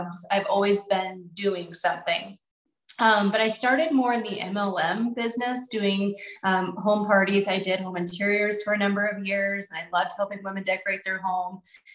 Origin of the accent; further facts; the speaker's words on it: Nebraska, United States; We're from Nebraska, so agriculture is a big thing here.